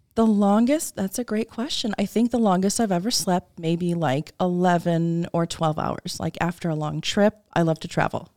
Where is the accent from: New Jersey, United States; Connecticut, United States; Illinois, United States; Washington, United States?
Illinois, United States; Wheaton; I was born and raised in Wheaton, Illinois